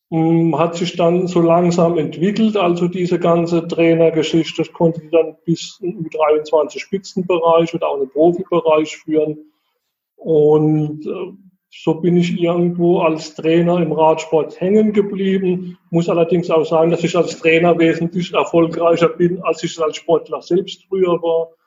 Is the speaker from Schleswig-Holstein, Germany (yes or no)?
no; Heidelberg, Baden-Württemberg, Germany; accent: Baden/Kurpfalz; Also ich komme aus der Heidelberger Ecke. Man hört vielleicht auch so ein bisschen an meinem badischen Slang im Hintergrund. Kurpfalz sagt man bei uns.